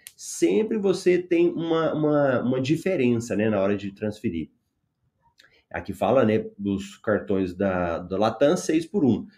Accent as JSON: {"language": "Portuguese", "town": "Goiânia", "region": "Goiás", "country": "Brazil", "said": "eu sou de Goiânia"}